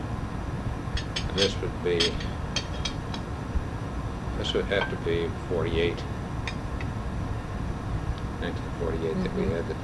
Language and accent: English; Marceline, Missouri, United States; moved away as an adult; now in St. Louis, United States; I was raised on a farm south of Marceline, Missouri, about 3 miles south of Marceline